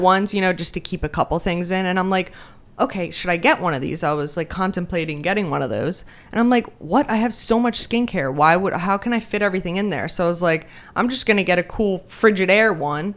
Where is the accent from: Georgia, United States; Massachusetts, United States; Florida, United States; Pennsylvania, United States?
Pennsylvania, United States; also born or lived in Denmark; we've been here ever since. And I currently live in Sellersville